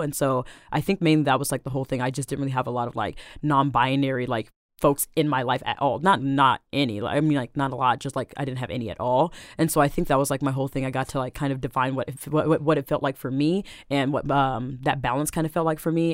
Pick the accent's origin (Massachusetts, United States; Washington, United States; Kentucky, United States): Washington, United States; Seattle; I am born and raised in Seattle, South Seattle, to be specific, Rainier Beach